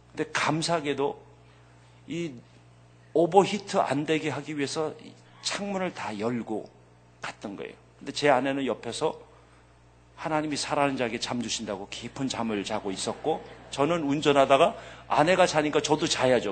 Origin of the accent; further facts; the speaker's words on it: United States; 미국에서 자라면서